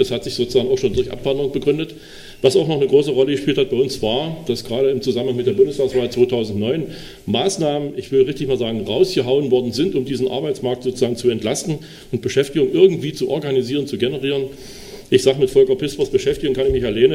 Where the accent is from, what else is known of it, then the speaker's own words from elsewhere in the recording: Dessau, Saxony-Anhalt, Germany; Wir haben ein Schwerpunktkrankenhaus bei uns in Dessau